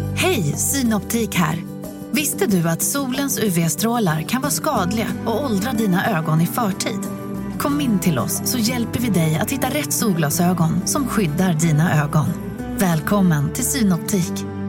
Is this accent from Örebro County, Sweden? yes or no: no; Broby, Skåne, Sweden; hemma i Broby